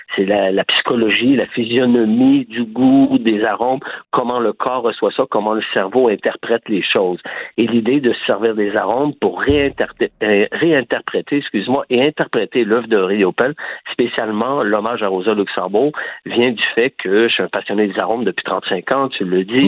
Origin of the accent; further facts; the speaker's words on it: Quebec, Canada; moved away as an adult; now in Barcelona, Spain; je suis québécois, tout le monde le sait, j'ai le Québec tatoué au cœur. Ma famille est ici